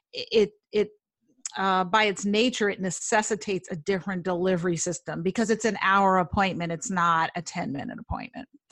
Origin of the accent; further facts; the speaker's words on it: New York City, New York, United States; I grew up in Manhattan